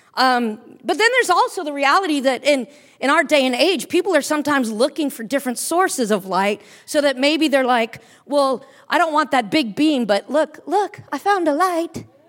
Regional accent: United States; moved away as an adult; now in Cairo, Egypt; I'm an American, that I'm a Christian

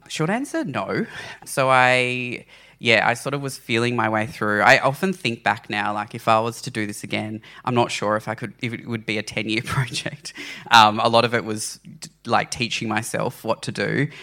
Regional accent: Launceston, Tasmania, Australia; I grew up in Launceston, Tasmania

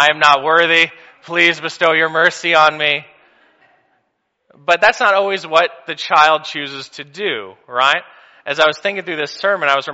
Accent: Missouri, United States; I'm from Missouri

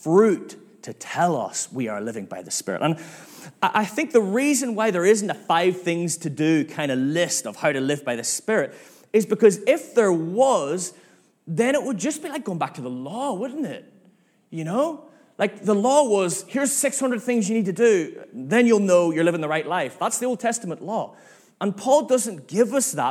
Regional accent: Northern Ireland, United Kingdom; now in Manchester, United Kingdom; I'm from Northern Ireland

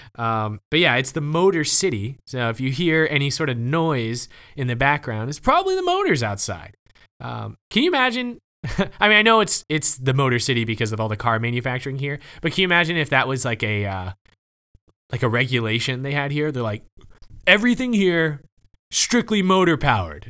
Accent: the South, United States; also born or lived in Oklahoma; I'm from the South

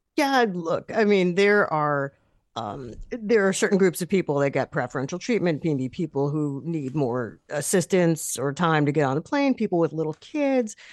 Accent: New York, United States; as a New Yorker

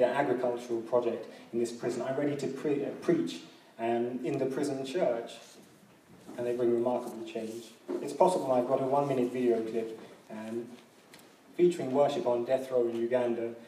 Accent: London, United Kingdom; growing up in London

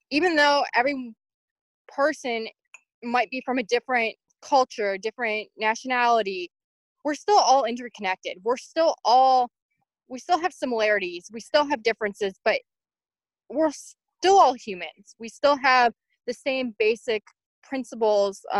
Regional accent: Illinois, United States; I'm from Illinois in the US. I am 27.

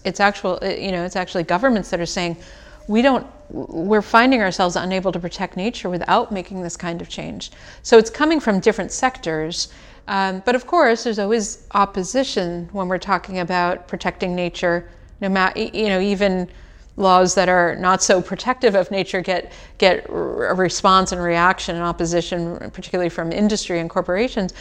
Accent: United States; I come from the United States

